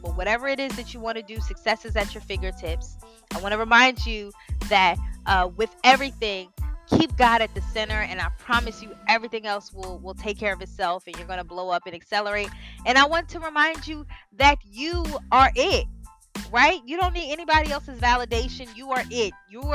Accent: Delaware, United States; moved away as an adult; now in Washington, D.C., United States; we're from Delaware. I currently live in Washington, D.C.

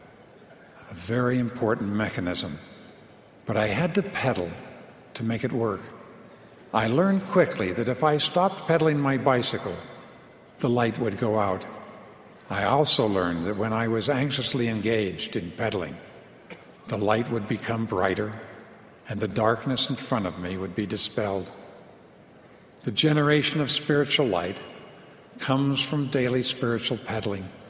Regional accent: Long Island, New York, United States; Growing up on Long Island in New York

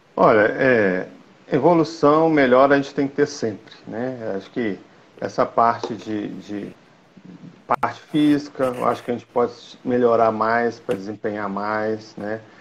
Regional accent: Belo Horizonte, Minas Gerais, Brazil; now in Sete Lagoas, Brazil; eu sou de Belo Horizonte, né? Hoje eu estou morando em Sete Lagoas

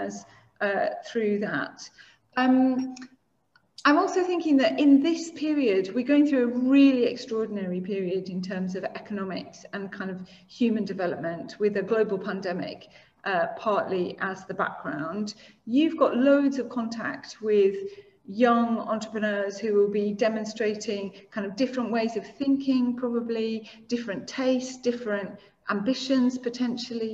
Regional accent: the North, the north of England, United Kingdom; now in Singapore; as a Northerner

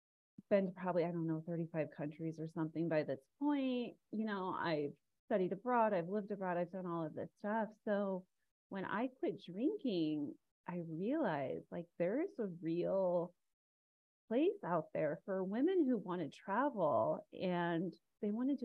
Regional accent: Arizona, United States; I grew up in Arizona.

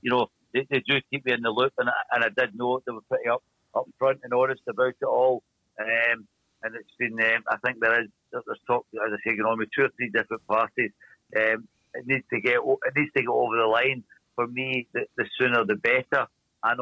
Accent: Glasgow, Scotland, United Kingdom; accent: Glaswegian; It's a Glaswegian accent, and a very strong one at that.

